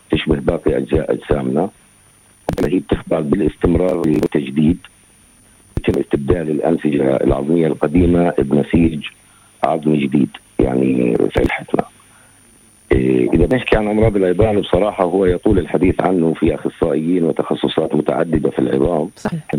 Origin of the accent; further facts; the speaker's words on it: Gaza, Gaza Strip, Palestine; الوضع اللي عماله بصير عندنا في غزه في الظروف الحاليه